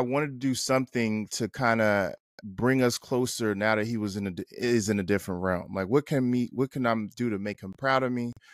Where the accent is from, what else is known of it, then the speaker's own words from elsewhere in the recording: North New Jersey, United States; moved away as an adult; also born or lived in Atlanta / Los Angeles / Baltimore; I lived in L A, and we're from North New Jersey